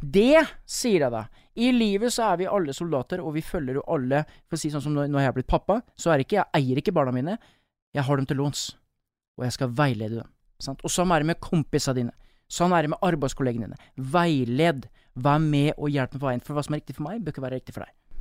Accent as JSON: {"language": "Norwegian", "region": "Østfold", "country": "Norway", "also_born_or_lived": "Bergen", "moved": "as an adult", "lives_now": "Sotra, Norway", "said": "er jeg østlending, eller østfolding"}